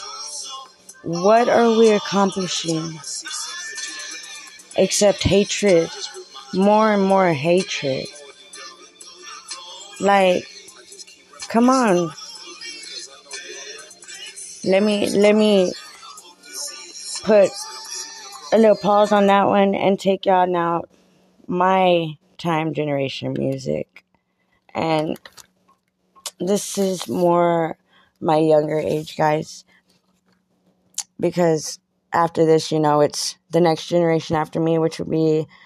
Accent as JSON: {"language": "English", "town": "San Antonio", "region": "Texas", "country": "United States", "tie": "born or raised there", "said": "I remember going to skating rinks in down in the Tone, 210 210, y'all. That's my hometown's where I'm from"}